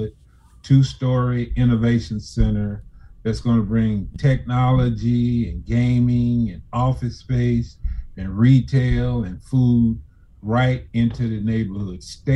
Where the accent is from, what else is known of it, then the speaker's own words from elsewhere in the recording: Memphis, Tennessee, United States; I grew up in the Fowler Homes